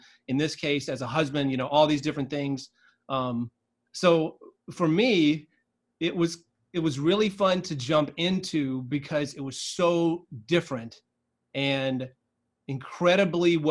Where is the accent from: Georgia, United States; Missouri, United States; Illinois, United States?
Georgia, United States; South; I grew up in South Georgia, kind of in the middle of nowhere.